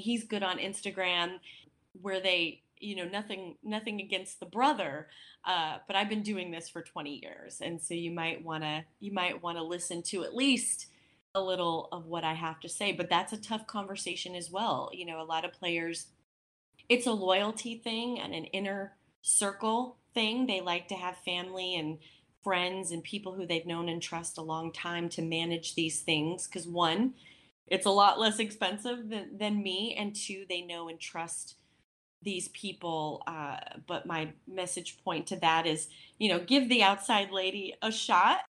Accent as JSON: {"language": "English", "region": "Wyoming", "country": "United States", "tie": "born or raised there", "said": "a Wyomingite, being born and raised in Wyoming"}